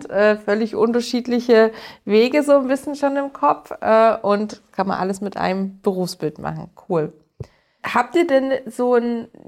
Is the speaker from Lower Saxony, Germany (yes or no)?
no; Bavaria, Germany; Äh, also ich komme hier aus dem Allgäu.